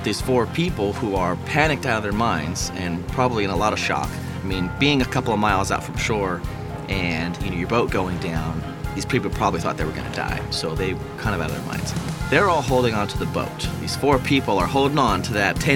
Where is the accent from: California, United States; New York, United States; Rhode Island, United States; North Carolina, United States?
California, United States; Frazier Park; I am from Fraser Park, California